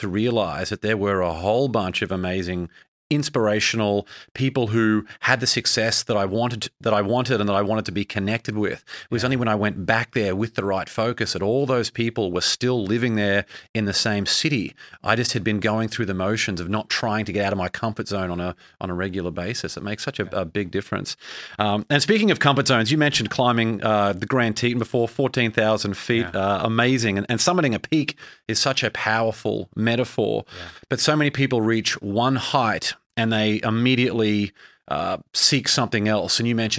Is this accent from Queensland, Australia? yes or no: yes; Brisbane, Queensland, Australia; now in United States; I mean, I grew up in Brisbane, Australia, and I moved to America where I didn't know anyone and forged that career